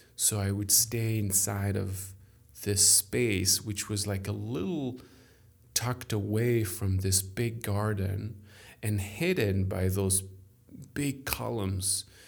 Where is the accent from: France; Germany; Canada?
France; accent: French; English is a second language; I am French. Sorry for my accent